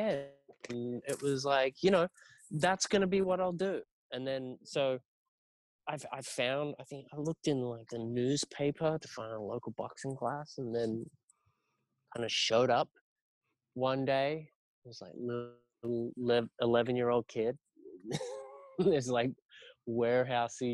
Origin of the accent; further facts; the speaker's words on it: Sydney, New South Wales, Australia; moved away; I grew up in Sydney, Australia, in Northern Beaches area